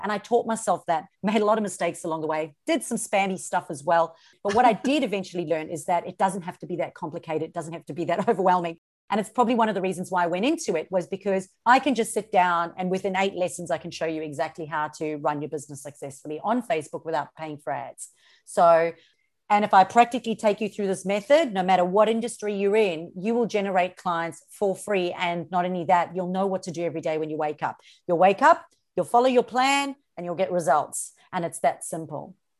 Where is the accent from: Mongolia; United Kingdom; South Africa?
South Africa; moved away as an adult; now in Australia; So I'm originally from South Africa, born and bred in South Africa.